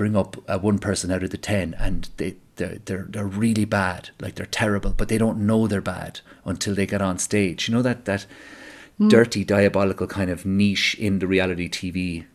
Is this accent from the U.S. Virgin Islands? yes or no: no; Ireland; as an Irish person